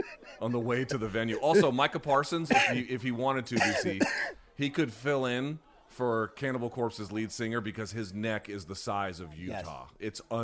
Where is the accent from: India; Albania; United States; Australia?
India; born there; In India. I was born in India.